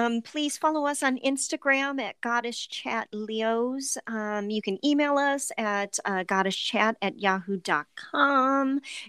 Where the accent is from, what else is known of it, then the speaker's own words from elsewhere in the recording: Ohio, United States; accent: Ohio; no one wants to hear my Ohio accent for 2 hours.